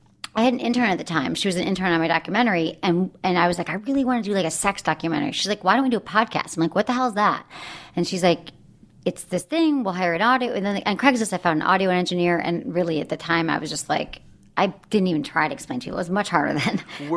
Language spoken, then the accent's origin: English; Michigan, United States; Where are you from? Michigan.